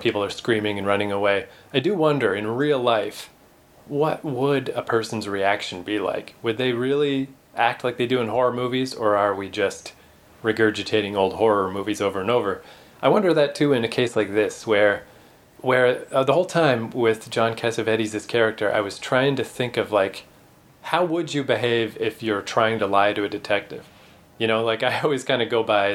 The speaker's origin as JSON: {"language": "English", "country": "Canada", "said": "as a Canadian, we don't have gas ovens"}